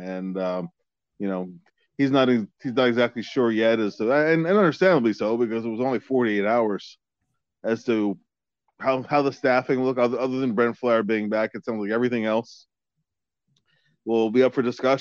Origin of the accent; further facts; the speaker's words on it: Philadelphia, Pennsylvania, United States; I'm from Philly